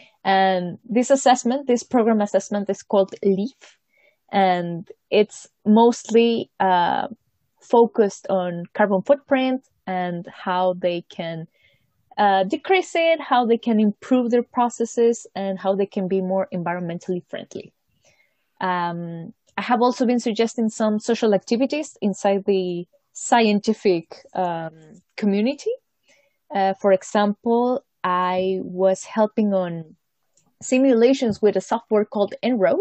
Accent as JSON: {"language": "English", "country": "Mexico", "moved": "as an adult", "lives_now": "Munich, Germany", "said": "I am from Mexico."}